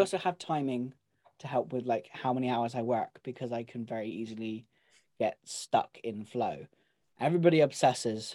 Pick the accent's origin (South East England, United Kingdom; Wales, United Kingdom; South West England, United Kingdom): South West England, United Kingdom; Devon; I am from Devon. I'm allowed to speak like